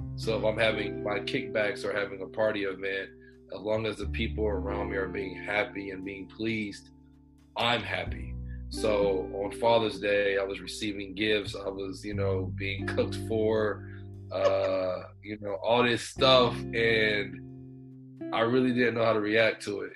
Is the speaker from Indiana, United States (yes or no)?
no; Houston, Texas, United States; I'm from Houston, Texas. Uh, I'm all over, honestly, but uh, I stay in Houston